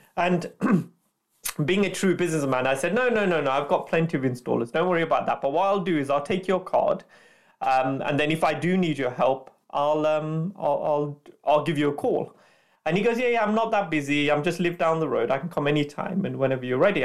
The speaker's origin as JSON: {"language": "English", "town": "Leicester", "region": "East Midlands", "country": "United Kingdom", "tie": "born or raised there", "also_born_or_lived": "London", "said": "I'm from Leicester, um, that's my hometown, so I went back to Leicester"}